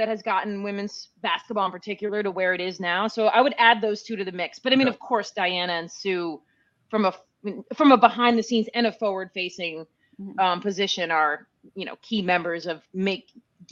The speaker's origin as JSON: {"language": "English", "region": "Northeast", "country": "United States", "tie": "born or raised there", "said": "growing up in the Northeast, I kind of always had my eyes on UConn."}